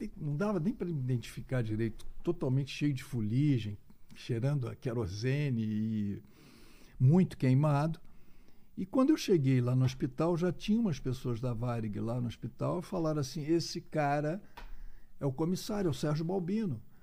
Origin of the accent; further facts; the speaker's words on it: Rio de Janeiro, Brazil; moved away as an adult; now in Belo Horizonte, Brazil; eu sou do Rio de Janeiro, mas moro em Belo Horizonte há mais de 25 anos